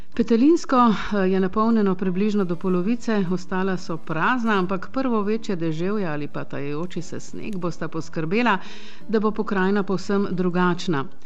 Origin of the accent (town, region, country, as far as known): Slovenia